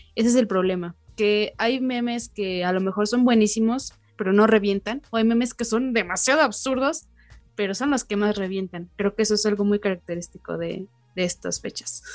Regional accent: Mexico; los mexicanos estamos tan acostumbrados

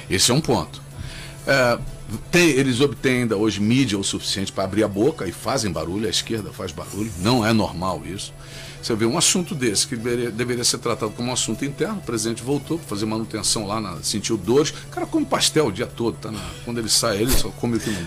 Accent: Brazil; Eu sou brasileiro

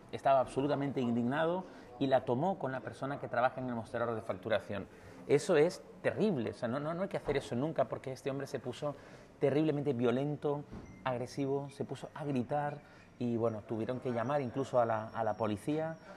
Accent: Canary Islands, Spain; como decimos en Canarias

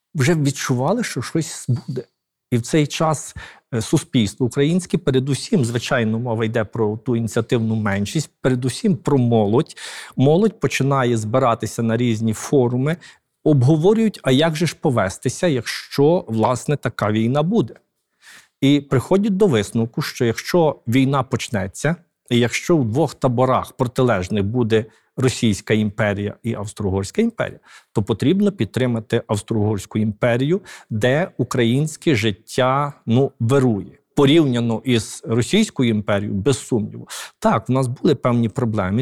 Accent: Galicia, Ukraine; ми галичани

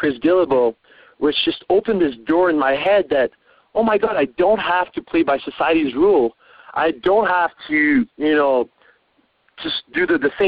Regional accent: Montreal, Quebec, Canada; moved away as an adult; also born or lived in Vancouver / Australia; I was from Montreal, from the French part of Canada

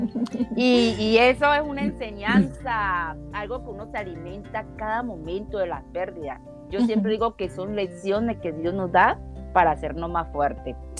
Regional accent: Colombia; soy colombiana

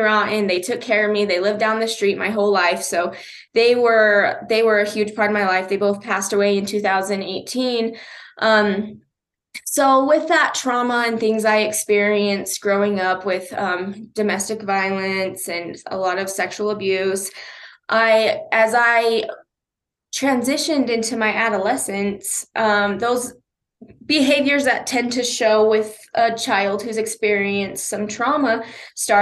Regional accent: Huntington, Utah, United States; also born or lived in Price, Utah; now in Ogden, United States; I'm originally from Price. I'm adopted. I was actually born here in Ogden and was adopted at 24 hours old, and grew up in a rural area called Huntington

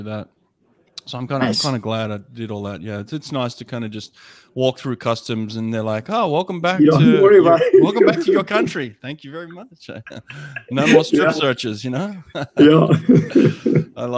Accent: Sydney, New South Wales, Australia; I'm from Sydney, Australia

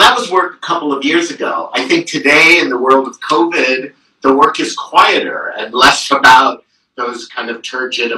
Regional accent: Marin County, California, United States; We were living in Marin County

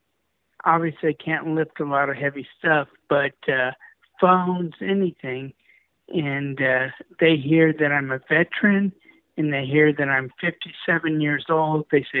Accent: California, United States; Hey, I'm from California. You know, this whole thing in California is just messed up.

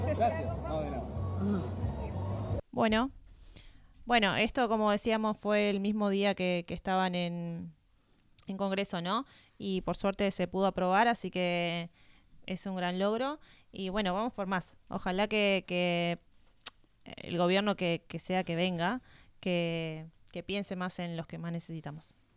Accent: Argentina; nosotros como argentinos

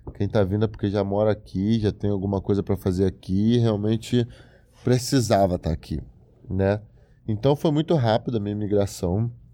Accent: Brazil; moved away as an adult; now in United States; eu amo o Brasil, eu amo minha terra, amo minha gente, amo minha família, amo meu povo

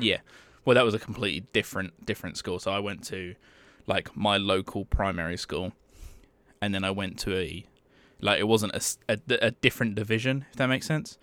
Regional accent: England, United Kingdom; I'm from England.

